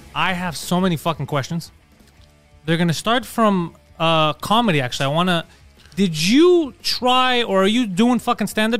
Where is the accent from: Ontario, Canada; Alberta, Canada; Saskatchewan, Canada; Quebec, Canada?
Quebec, Canada; Montreal